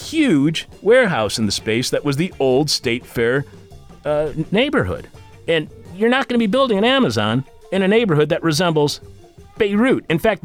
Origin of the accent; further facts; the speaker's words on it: Eastpointe, Michigan, United States; also born or lived in Detroit, Michigan; now in Chicago, United States; I was born in Detroit, but we lived in East Detroit.